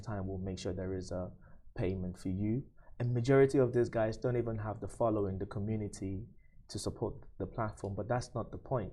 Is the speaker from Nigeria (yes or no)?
yes; Nigeria; now in UAE; I'm from Nigeria